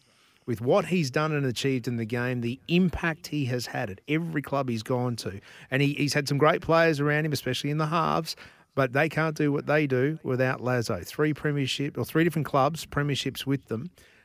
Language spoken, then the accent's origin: English; Queensland, Australia; Yeah, I'm licking my lips as a Queenslander